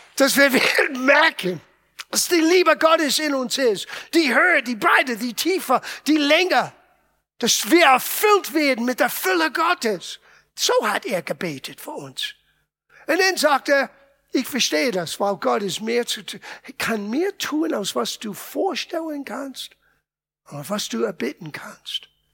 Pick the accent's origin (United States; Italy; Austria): Italy; moved away; Ich bin Italiener